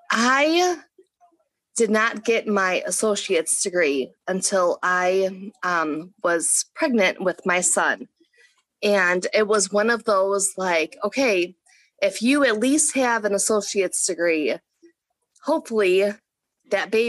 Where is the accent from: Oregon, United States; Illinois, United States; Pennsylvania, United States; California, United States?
Illinois, United States; Chicago; moved away as an adult; also born or lived in Paducah; I was born and raised in Chicago, Illinois, and I love it. I'm a city girl